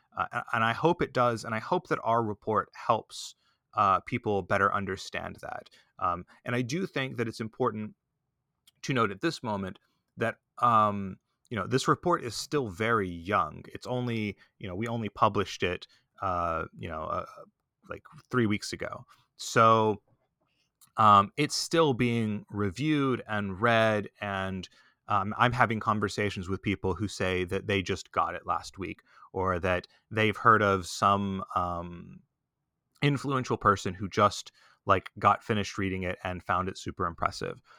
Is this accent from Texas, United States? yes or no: yes; Texas, United States; I grew up in Texas. I, I was a, um, you know, I was just a regular kid in Texas when growing up